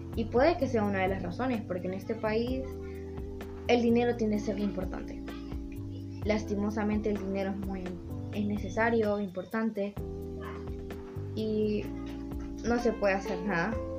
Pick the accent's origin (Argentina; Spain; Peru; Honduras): Honduras; todos somos ciudadanos de Honduras